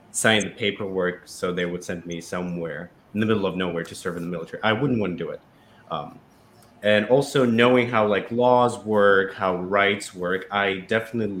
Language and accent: English; Russia; accent: Russian; English is a second language; now in United States; when I was growing up in Russia